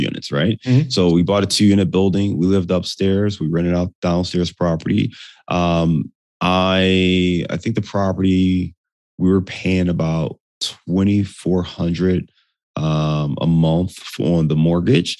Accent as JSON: {"language": "English", "town": "Cleveland", "region": "Ohio", "country": "United States", "also_born_or_lived": "Detroit", "moved": "yes", "lives_now": "Chicago, United States", "said": "I'm from Cleveland"}